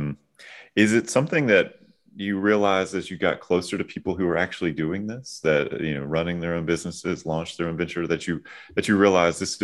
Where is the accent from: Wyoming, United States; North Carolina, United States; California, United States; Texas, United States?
North Carolina, United States; My home state of North Carolina